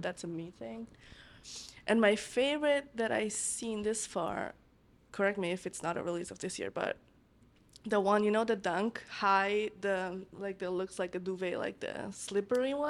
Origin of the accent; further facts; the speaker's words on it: Italy; moved away as an adult; also born or lived in New York, United States; now in Los Angeles, United States; I'm from Italy.